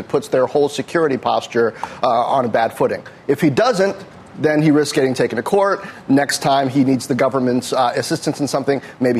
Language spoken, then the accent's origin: English; New York, United States; born there; also born or lived in California / Midwest; I'm from everywhere, Joe. Born in New York, lived in California for 14 years.